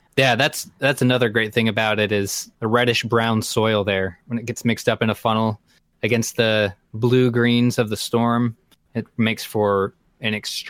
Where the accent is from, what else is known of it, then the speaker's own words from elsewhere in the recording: Florida, United States; my home state of Florida